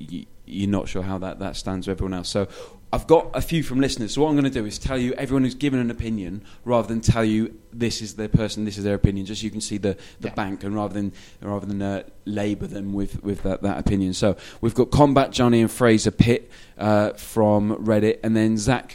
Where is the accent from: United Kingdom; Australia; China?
United Kingdom; Wales